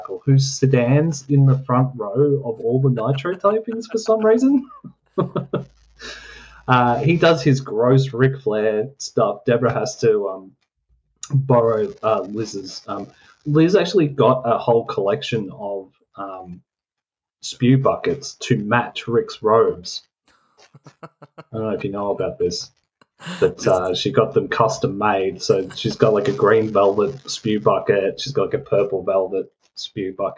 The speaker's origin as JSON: {"language": "English", "country": "Australia", "said": "We're from Australia."}